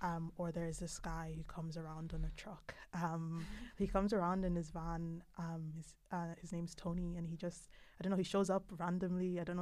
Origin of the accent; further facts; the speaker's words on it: Dundalk, Leinster, Ireland; I'm not from Dublin, so I come from Dundalk, and so it's a lot smaller.